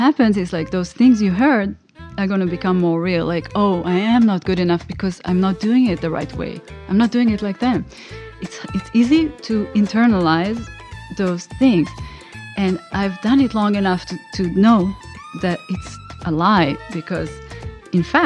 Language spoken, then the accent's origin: English; Israel; moved away as an adult; also born or lived in New York, United States; now in Los Angeles, United States; I grew up in Israel, and I moved to New York, to the US, exactly 20 years ago.